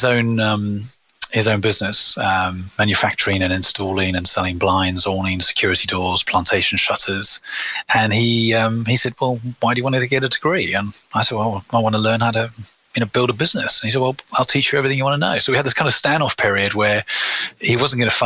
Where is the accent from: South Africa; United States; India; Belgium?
South Africa; moved away as an adult; now in United Kingdom; I was born in South Africa to parents of British and European heritage